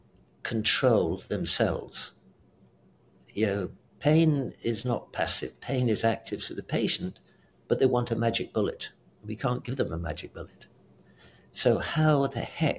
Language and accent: English; United Kingdom; accent: British; moved away; also born or lived in South Africa / Houston / Seattle; I'm British as well